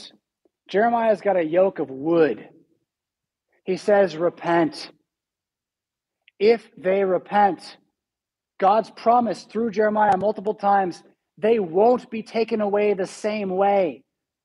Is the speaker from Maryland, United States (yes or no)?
no; California, United States; also born or lived in San Diego; now in Rockford, United States; California, my home state. I miss San Diego